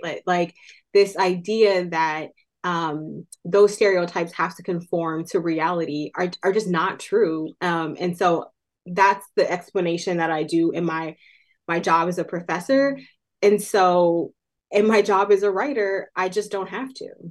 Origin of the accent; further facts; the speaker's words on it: Oakland, California, United States; Oakland, California, which is my hometown